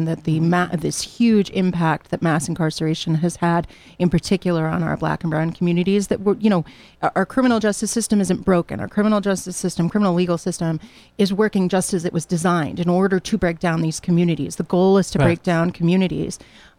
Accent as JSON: {"language": "English", "town": "Hamden", "region": "Connecticut", "country": "United States", "tie": "born or raised there", "lives_now": "New Jersey", "said": "I'm very lucky because I've been able to start again here at Southern in my hometown. You know, I grew up in Hamden, but I worked for many, many years out in New Jersey."}